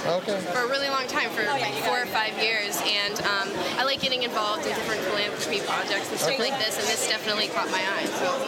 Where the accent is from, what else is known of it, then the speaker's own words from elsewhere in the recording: Pittsburgh, Pennsylvania, United States; also born or lived in Nashville; now in Los Angeles, United States; I'm originally from Pittsburgh, Pennsylvania. Spent some time in Nashville and landed in L.A. a few years ago